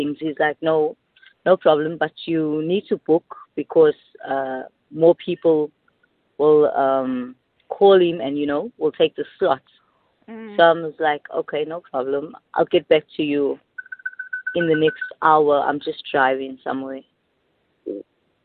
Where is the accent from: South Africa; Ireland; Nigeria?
South Africa; Durban, KwaZulu-Natal; I'm from Durban